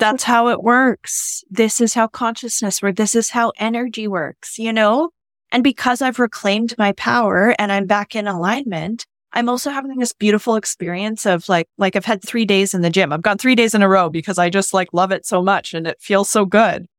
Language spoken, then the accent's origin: English; Canada; moved away as an adult; I'm new here. I'm from Canada